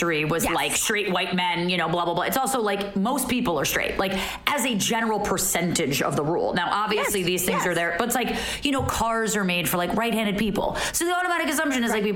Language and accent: English; Montclair, New Jersey, United States; I grew up in Montclair, New Jersey